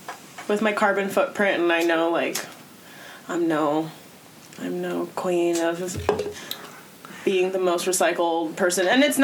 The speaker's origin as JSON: {"language": "English", "town": "La Mesa", "region": "California", "country": "United States", "tie": "born or raised there", "said": "I'm from La Mesa"}